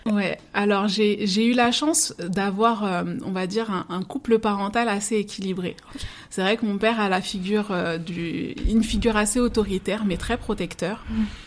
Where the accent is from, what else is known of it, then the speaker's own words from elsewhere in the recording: Seine-Saint-Denis, Île-de-France, France; je suis d'origine euh, martiniquaise, donc mes parents sont martiniquais, et j'ai grandi en Seine-Saint-Denis